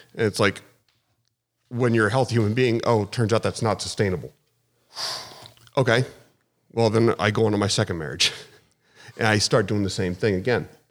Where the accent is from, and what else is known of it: Charlotte, North Carolina, United States; born or raised there; moved away; also born or lived in Philadelphia, Pennsylvania / New Mexico / upstate New York